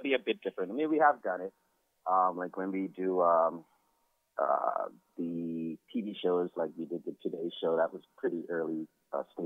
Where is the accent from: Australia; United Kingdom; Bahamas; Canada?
Bahamas; Nassau, New Providence; I grew up right here in Nassau, which is the capital of the Bahamas